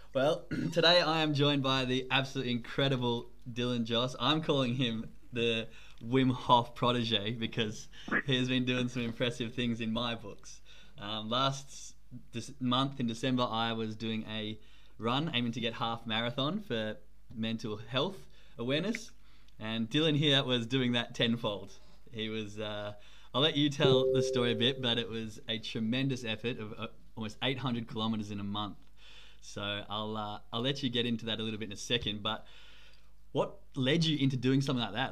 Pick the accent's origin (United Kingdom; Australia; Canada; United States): Australia; accent: Australian; now in Germany